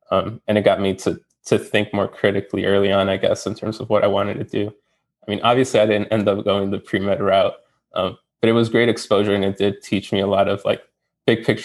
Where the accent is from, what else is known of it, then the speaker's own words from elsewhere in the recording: Chicago, Illinois, United States; I'm from Chicago, Illinois, the Gage Park neighborhood to be specific